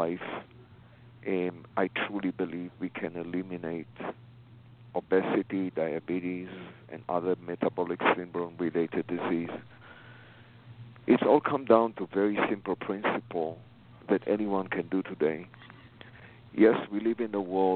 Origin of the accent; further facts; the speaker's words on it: Israel; moved away as an adult; now in United States; I was born in Israel. I came here in the 80s. After the army